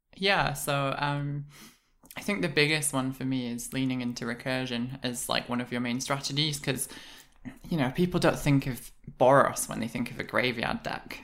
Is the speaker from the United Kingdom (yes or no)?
yes; United Kingdom; I'm British